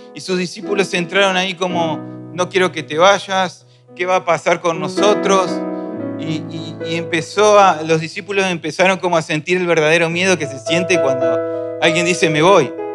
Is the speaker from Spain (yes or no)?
no; Argentina